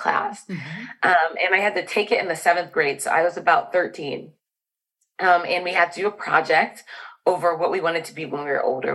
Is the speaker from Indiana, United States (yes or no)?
yes; Fort Wayne, Indiana, United States; also born or lived in Chicago, Illinois; So I grew up in Fort Wayne, Indiana. Born in Chicago, Illinois. But we moved when we were about two to Fort Wayne